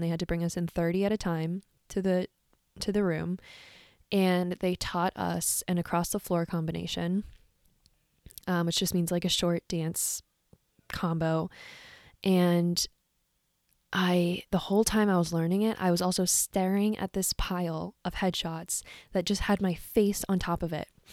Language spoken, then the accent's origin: English; Silver Spring, Maryland, United States; moved away as an adult; now in New York, United States; I grew up in Silver Spring, Maryland, to a family of Irish musicians